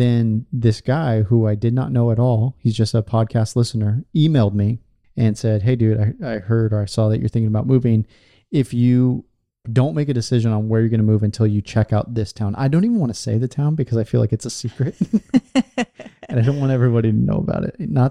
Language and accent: English; California, United States; moved away as an adult; also born or lived in Portland, Oregon; I was born in California, so I didn't grow up in a place that's like overtly Christian or had like Christian.